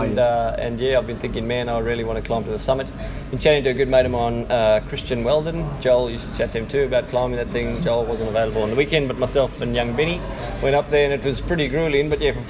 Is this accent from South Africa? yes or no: yes; South Africa; now in Cairns, Australia; I'm South African